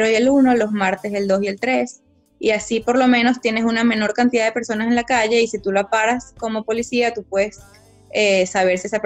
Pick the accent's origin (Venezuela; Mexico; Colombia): Venezuela; moved away; te digo como venezolana